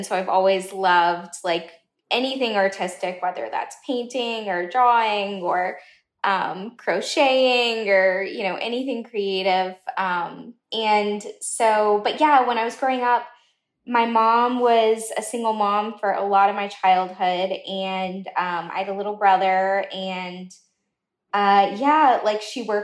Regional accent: Southern United States, United States; I'm American, I'm Southern

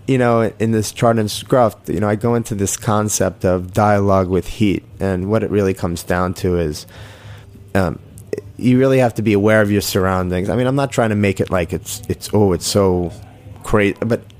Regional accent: Jericho, New York, United States; I started off in, I guess you'd say, Syringtown, and then after my parents got divorced, we moved to Jericho.

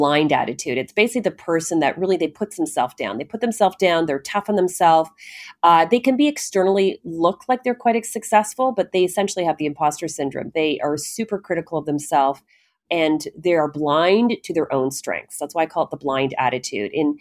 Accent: Canada; I'm Canadian

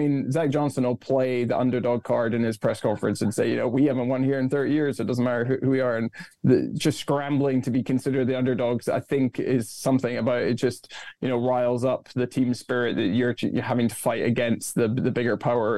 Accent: Scotland, United Kingdom; moved away as an adult; also born or lived in Florida; I'm from Scotland.

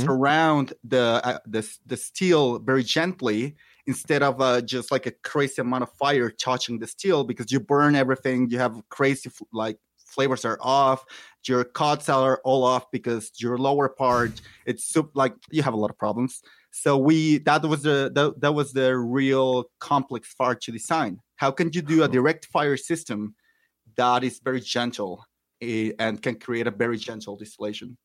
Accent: Mexico City, Mexico; born or raised there; also born or lived in Michoacán

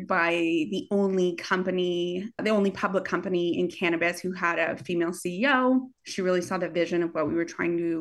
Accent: Canada; moved away; I'm Canadian.

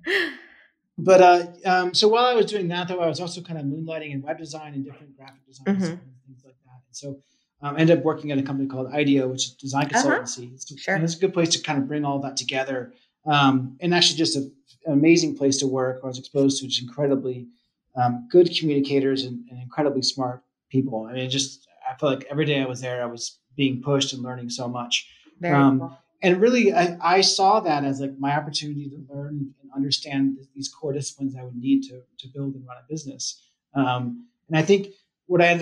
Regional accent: East Coast, United States; moved away as an adult; now in Boulder, United States; I grew up on the East Coast, I'm now living in Boulder, Colorado

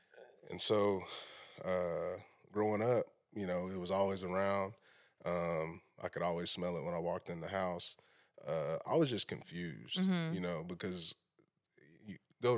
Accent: Shawnee, Oklahoma, United States; So I'm from Shawnee.

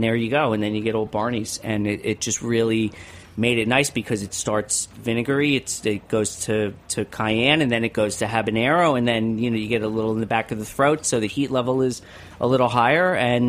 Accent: New York, United States; I'm a New Yorker.

